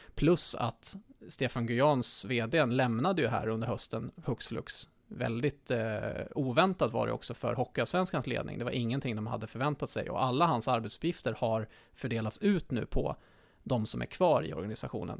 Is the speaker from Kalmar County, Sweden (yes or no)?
yes; Västervik, Kalmar County, Sweden; min hemstad Västervik